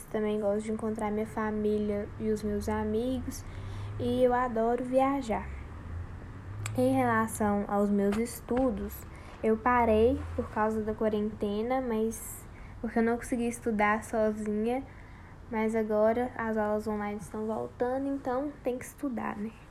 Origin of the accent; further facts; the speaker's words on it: Turmalina, Minas Gerais, Brazil; born there; now in Montes Claros, Brazil; E eu nasci em Turmalina e fui para Montes Claros no início desse ano para poder estudar no IF.